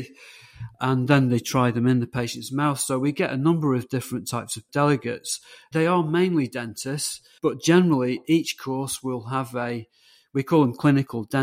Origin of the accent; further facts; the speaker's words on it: England, United Kingdom; they actually came back to England, and I could have been American. I was conceived in Chicago